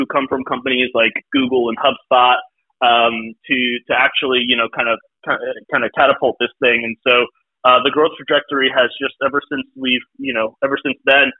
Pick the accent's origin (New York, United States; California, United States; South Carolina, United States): New York, United States; Brooklyn; I grew up in Brooklyn.